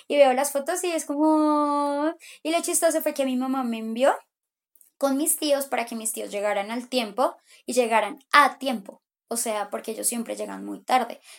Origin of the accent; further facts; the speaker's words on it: Pereira, Risaralda, Colombia; Mira, yo soy como de Pereira, huevón